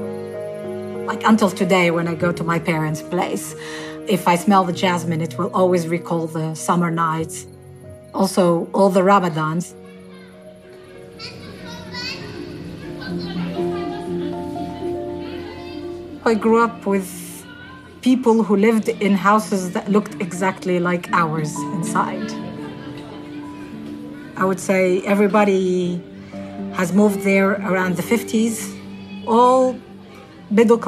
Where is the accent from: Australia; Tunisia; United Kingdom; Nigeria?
Tunisia; Tunis, Tunis Governorate; I grew up in Tunis, the capital, in this place called Bardo, which is where the parliament is.